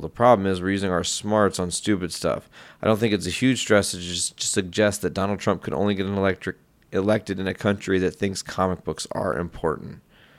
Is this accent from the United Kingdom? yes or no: yes; England, United Kingdom; Maybe because I'm English, but seeing some stuff online